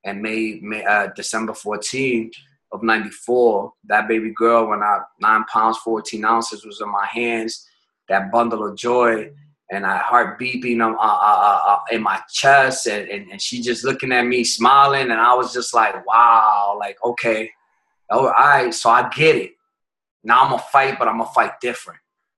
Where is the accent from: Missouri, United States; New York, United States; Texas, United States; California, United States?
New York, United States; New York City; We're originally from New York. My family's from out there, from the Bronx.